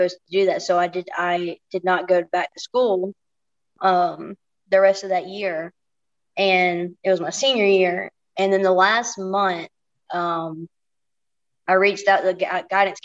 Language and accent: English; Anniston, Alabama, United States; also born or lived in Monterey, California; I'm originally from Anniston, Alabama